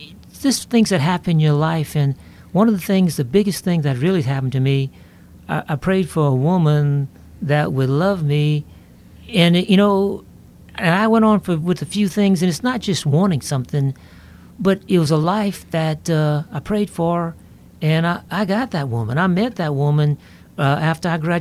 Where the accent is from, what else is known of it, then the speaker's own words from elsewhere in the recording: Lafayette, Louisiana, United States; born and raised in Lafayette, Louisiana